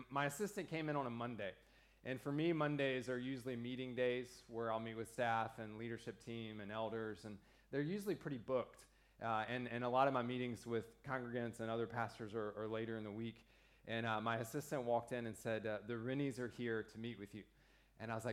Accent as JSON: {"language": "English", "country": "United States", "said": "I'm the second American in 2 weeks"}